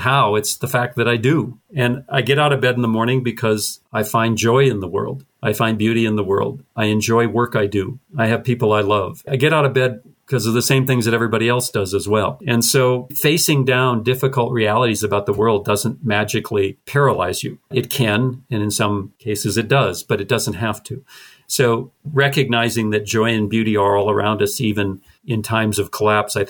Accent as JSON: {"language": "English", "region": "North Dakota", "country": "United States", "tie": "born or raised there", "said": "growing up in North Dakota"}